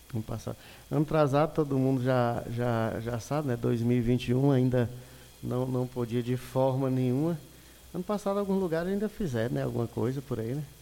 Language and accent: Portuguese; Montes Claros, Minas Gerais, Brazil; eu sou de Montes Claros, Minas Gerais